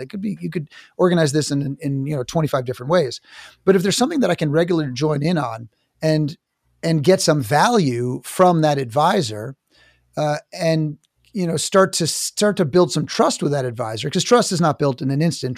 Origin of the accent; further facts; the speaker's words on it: New York City, New York, United States; I'm from New York City.